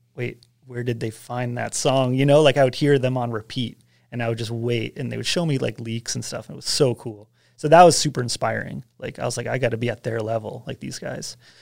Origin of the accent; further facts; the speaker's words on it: Westchester, New York, United States; now in Big Bear, United States; I grew up in Westchester, New York, just outside of New York City, on the border of Connecticut